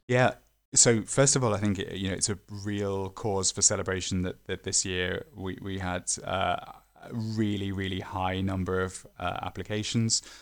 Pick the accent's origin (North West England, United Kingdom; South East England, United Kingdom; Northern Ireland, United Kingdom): North West England, United Kingdom; the Northwest; I'm from the Northwest